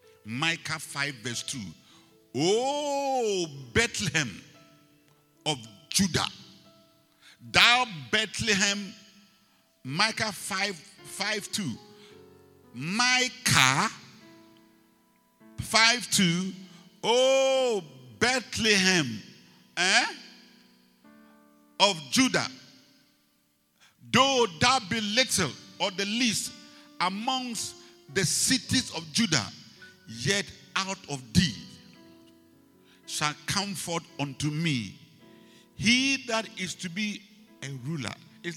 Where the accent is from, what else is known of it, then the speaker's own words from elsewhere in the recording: Las Palmas, Canary Islands, Spain; born there; Where were you born? You know, I was born in Las Palmas. So what?